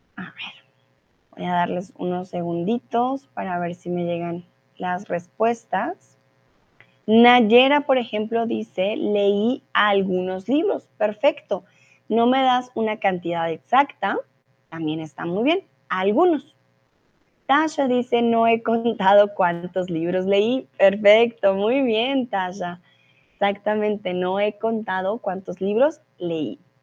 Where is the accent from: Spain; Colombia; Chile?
Colombia; soy de Colombia